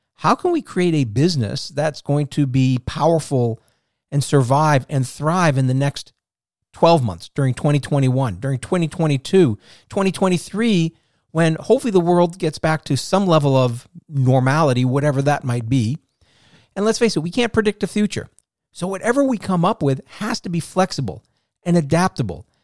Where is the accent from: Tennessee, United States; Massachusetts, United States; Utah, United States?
Massachusetts, United States; Boston; moved away; I'm from the Boston area originally.